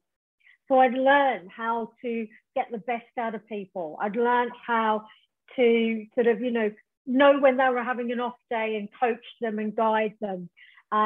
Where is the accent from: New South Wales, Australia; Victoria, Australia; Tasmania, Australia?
Tasmania, Australia; moved away as an adult; now in England, United Kingdom; originally I'm from Tasmania, Australia, and I came to England in the late 80s